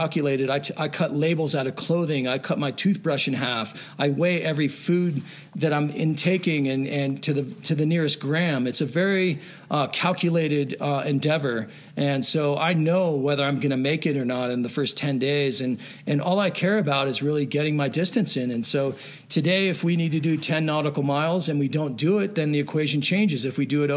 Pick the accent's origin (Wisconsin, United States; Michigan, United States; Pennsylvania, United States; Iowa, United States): Pennsylvania, United States; moved away as an adult; I grew up skiing in Pennsylvania and ski Round Top on the East Coast, and I moved out west after college